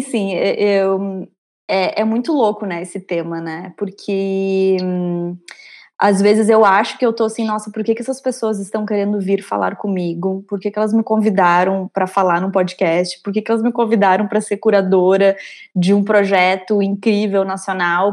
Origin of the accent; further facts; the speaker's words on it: São Miguel do Oeste, Santa Catarina, Brazil; moved away as an adult; also born or lived in Porto Alegre; eu venho do interior de Santa Catarina, de uma cidade chamada São Miguel do Oeste. Eu fui com 18 anos é, para Porto Alegre